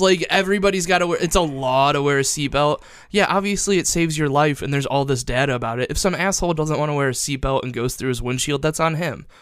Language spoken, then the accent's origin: English; Perrysburg, Ohio, United States; I'm from Perrysburg, which, like, there were, like, three black people I graduated high school